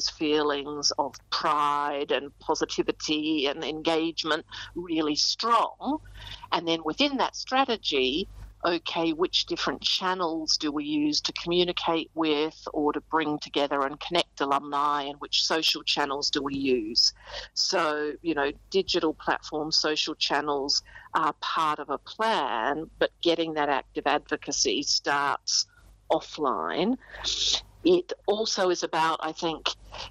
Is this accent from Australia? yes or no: yes; Australia; now in United Kingdom; I'm also an expatriate living in the UK as an Aussie